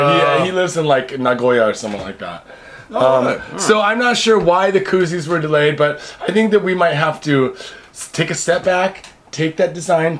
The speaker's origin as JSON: {"language": "English", "town": "Seattle", "region": "Washington", "country": "United States", "moved": "yes", "lives_now": "Japan", "said": "But I'm from Seattle"}